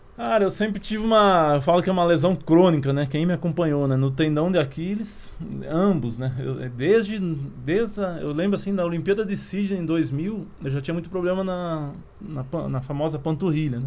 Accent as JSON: {"language": "Portuguese", "town": "Curitiba", "region": "Paraná", "country": "Brazil", "tie": "born or raised there", "moved": "as an adult", "lives_now": "Campinas, Brazil", "said": "Sou natural de Curitiba, né? Hoje moro em Campinas, São Paulo, mas minha carreira inteira foi em Curitiba"}